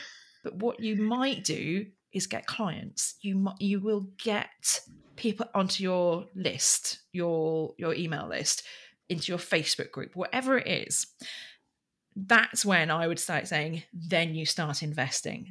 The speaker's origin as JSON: {"language": "English", "area": "Berkshire", "region": "South East England", "country": "United Kingdom", "said": "I come from Royal Berkshire"}